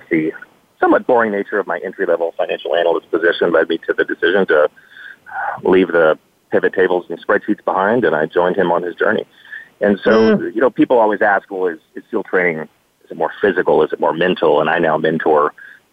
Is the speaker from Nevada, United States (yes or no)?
no; Dallas, Texas, United States; I grew up in Dallas